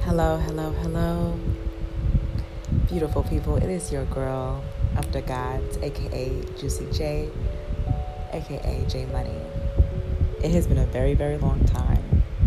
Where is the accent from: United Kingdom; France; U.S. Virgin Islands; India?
U.S. Virgin Islands; moved away; also born or lived in continental United States; my hometown